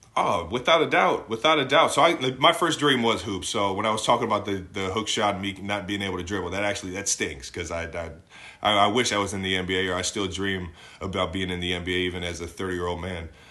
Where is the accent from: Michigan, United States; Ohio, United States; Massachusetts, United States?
Ohio, United States; Cleveland; moved away as an adult; now in Kansas City, United States; I grew up in Cleveland